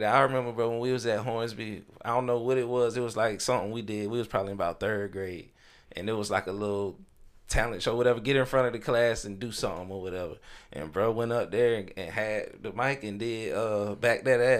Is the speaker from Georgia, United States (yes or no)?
yes; Augusta, Georgia, United States; moved away; I am from Augusta, born and raised, and all that. But with me being in the military, took me away from here.